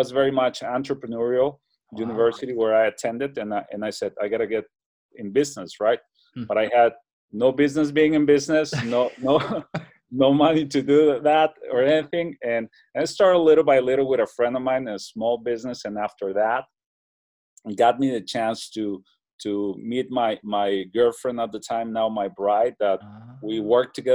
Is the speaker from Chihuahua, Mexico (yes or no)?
yes; Ciudad Juárez, Chihuahua, Mexico; I was born and raised in Mexico on the border with El Paso, Texas. So on the other side in the city called Juarez